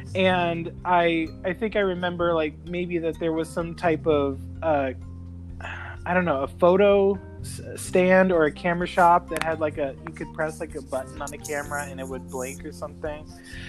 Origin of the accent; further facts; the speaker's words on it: near Disneyland, California, United States; especially growing up near Disneyland and working at the Haunted Mansion